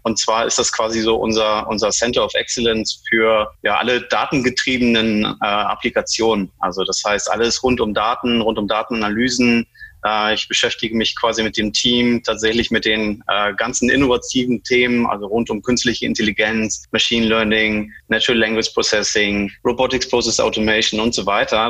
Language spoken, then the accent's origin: German; Germany; also born or lived in Iceland / Bremen; Ich bin gebürtiger Isländer, deshalb der, der komische Name, falls sich der eine oder andere wundert. Ja. Ähm, ich bin aber ähm, in, in Deutschland größtenteils aufgewachsen, bin mit vier Jahren quasi schon nach, nach Deutschland gekommen